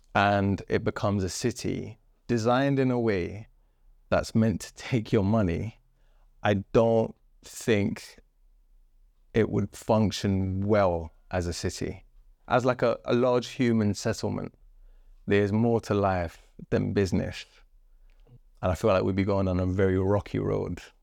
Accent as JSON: {"language": "English", "town": "Wembley", "region": "London", "country": "United Kingdom", "tie": "born or raised there", "also_born_or_lived": "Chalk Estate", "said": "I grew up with my formative years, my teenage years, um, next to a construction site in Wembley"}